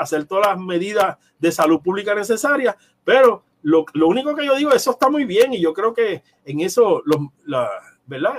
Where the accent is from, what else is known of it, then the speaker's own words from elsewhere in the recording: Ponce, Puerto Rico; yo soy de Ponce y trabajo en San Juan